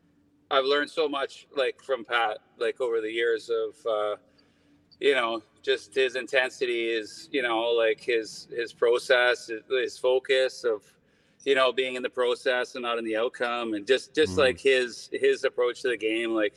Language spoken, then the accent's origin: English; New Westminster, British Columbia, Canada; I'm from New West